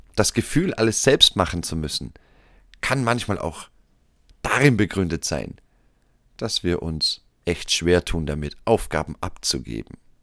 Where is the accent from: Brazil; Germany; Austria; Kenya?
Austria; hier bei uns in Österreich